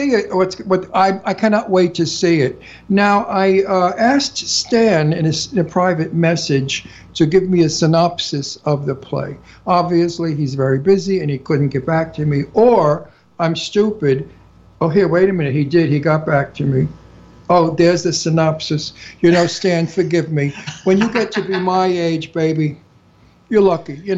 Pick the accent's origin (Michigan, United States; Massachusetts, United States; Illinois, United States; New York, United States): New York, United States; New York City; accent: Brooklyn; also born or lived in Florida; I'm an Italian from Brooklyn. But anyway, with a terrific Brooklyn accent, and my accent is real